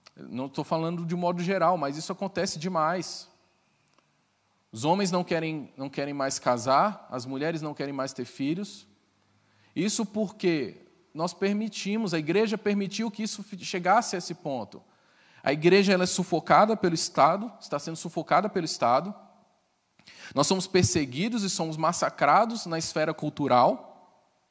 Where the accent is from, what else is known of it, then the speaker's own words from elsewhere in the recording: Brasília, Federal District, Brazil; Eu sou brasiliense.